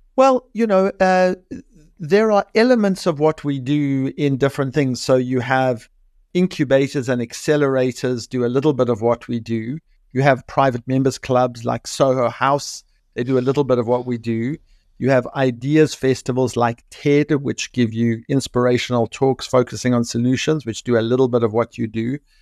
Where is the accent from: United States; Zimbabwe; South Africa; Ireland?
South Africa; moved away as an adult; now in London, United Kingdom; I grew up in South Africa in the nineteen eighties